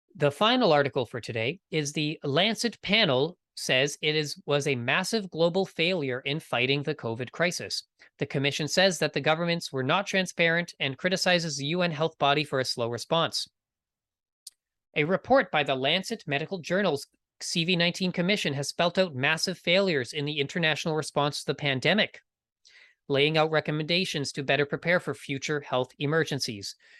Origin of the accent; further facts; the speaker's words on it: Canada; I am from Canada.